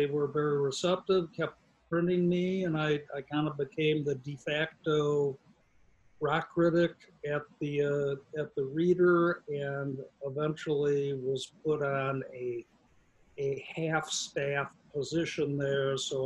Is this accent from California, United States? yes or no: no; Chicago, Illinois, United States; now in Iowa City, United States; When I was growing up in Chicago